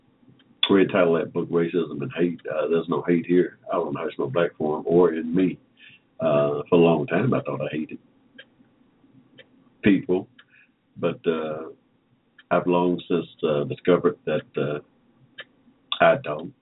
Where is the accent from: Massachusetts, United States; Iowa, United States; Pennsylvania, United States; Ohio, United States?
Ohio, United States; also born or lived in Hampton, Georgia; now in Atlanta, United States; from Ohio, growing up as a kid